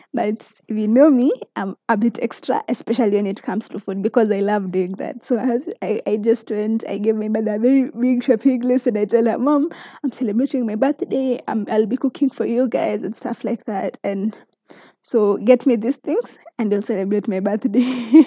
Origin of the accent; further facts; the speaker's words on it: Kericho, Kericho County, Kenya; moved away as an adult; now in Nakuru County, Kenya; I come from Kericho, Kenya, but currently in Nakuru County